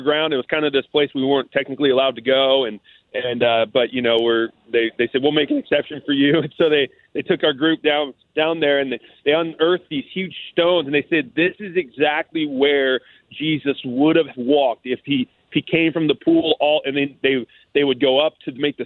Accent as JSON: {"language": "English", "country": "United States", "said": "as an American"}